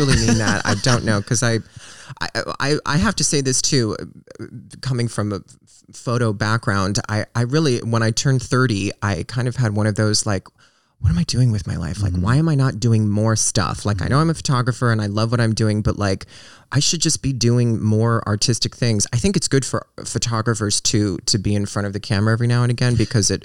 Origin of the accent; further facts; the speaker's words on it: Reno, Nevada, United States; I grew up in Reno